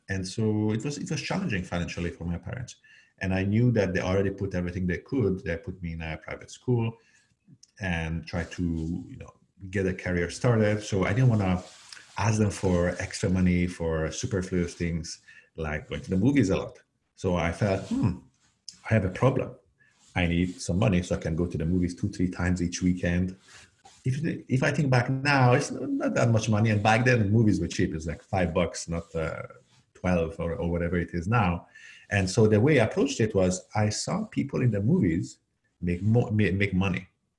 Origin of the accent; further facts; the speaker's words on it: Canada; also born or lived in Hungary / Algeria; now in United States; And by the way, I was born in Hungary and I grew up in Algeria and Canada before moving to the Bay Area to open the first office of my last startup.